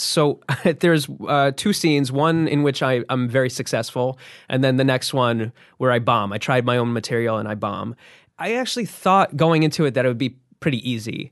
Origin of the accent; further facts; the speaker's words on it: New Jersey, United States; I grew up in New Jersey.